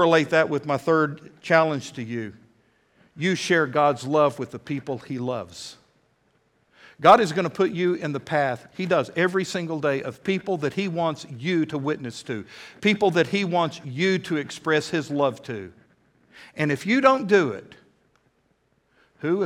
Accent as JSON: {"language": "English", "country": "United States", "said": "I am an American"}